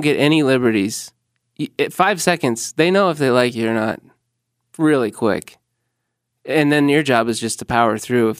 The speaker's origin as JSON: {"language": "English", "town": "Normal", "region": "Illinois", "country": "United States", "moved": "yes", "said": "no, dude, no, I'm from Illinois."}